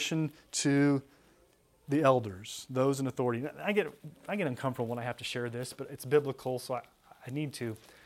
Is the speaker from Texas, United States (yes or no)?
yes; Texas, United States; when I grew up in Texas.